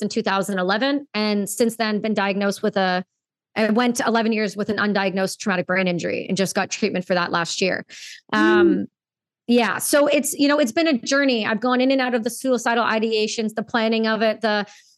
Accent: Canada; Being a Canadian veteran

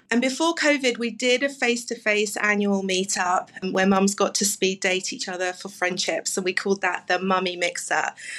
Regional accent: London, United Kingdom; now in Plano, United States; So I moved from London 9 years ago, as you can probably tell from my accent, and I didn't know a soul.

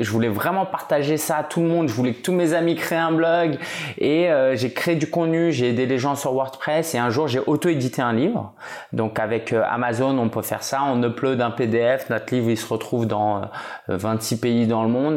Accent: France; je suis français d'origine chinoise

